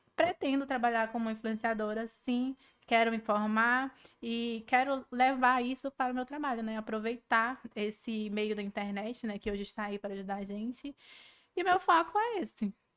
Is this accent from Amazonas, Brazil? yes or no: yes; Manaus, Amazonas, Brazil; sou amazonense, com orgulho.